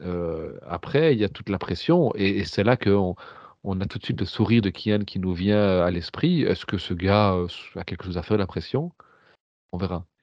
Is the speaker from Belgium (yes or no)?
yes; Belgium; en tant que Belge